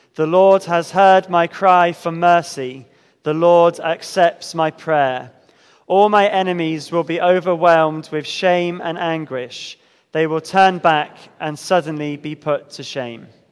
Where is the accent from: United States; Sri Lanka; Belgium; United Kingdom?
United Kingdom; especially as British Christians